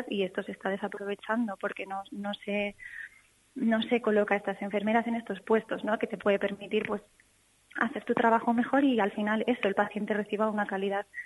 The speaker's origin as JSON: {"language": "Spanish", "region": "Castile and León", "country": "Spain", "also_born_or_lived": "Mallorca", "moved": "as an adult", "said": "yo me he vuelto a mi tierra porque yo quiero ofrecer eh, mis cuidados pues a la gente de aquí"}